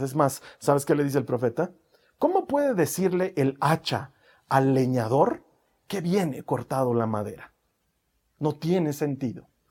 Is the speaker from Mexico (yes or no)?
no; Bolivia; he nacido en Bolivia